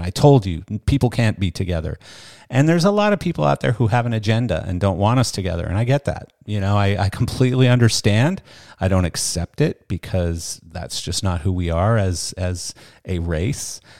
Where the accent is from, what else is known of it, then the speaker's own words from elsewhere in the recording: Canada; moved away; I come from Canada. I come from a fairly liberal country.